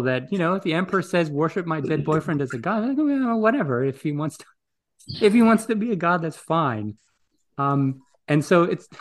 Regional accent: Greece; moved away; I grew up in Greece

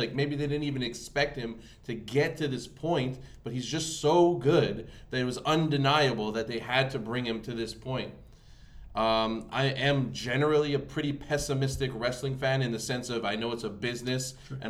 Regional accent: Canada; I don't care if I'm Canadian.

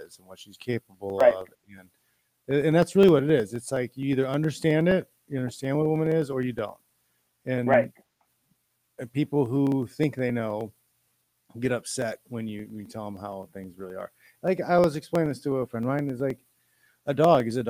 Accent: Fort Wayne, Indiana, United States; moved away as an adult; also born or lived in West Lafayette, Indiana; now in California, United States; I grew up in Fort Wayne, Indiana. It's Northeast Indiana

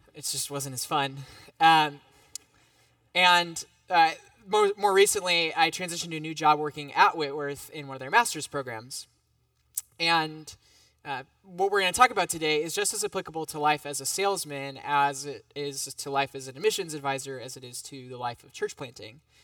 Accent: United States; as an American

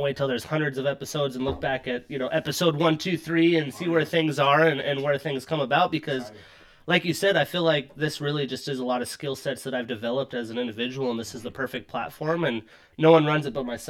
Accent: Seattle, Washington, United States; I am from Seattle. Like, I've lived here a long time. Like, as an adult, I've really only been in Seattle.

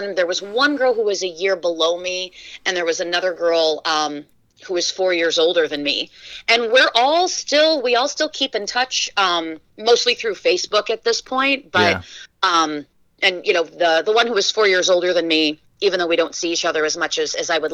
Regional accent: Shavehead Lake, Michigan, United States; now in Indiana, United States; When I was three, we moved up to Shavehead Lake in Michigan, really out in the middle of nowhere

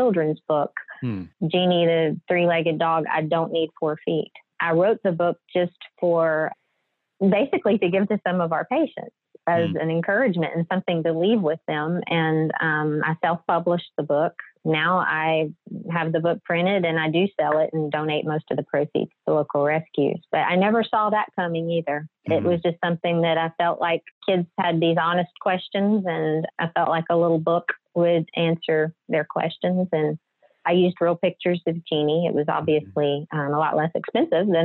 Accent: Southwest Louisiana, United States; I'm originally born and raised here in Southwest Louisiana. I live in Lake Charles

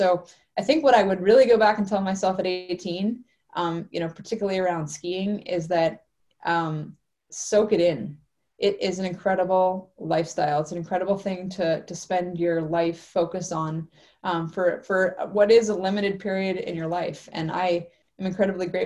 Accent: Alaska, United States; now in Penticton, Canada; growing up in Alaska

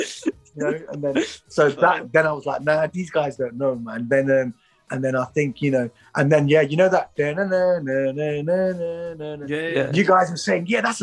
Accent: Derby, East Midlands, United Kingdom; I'm from Derby.

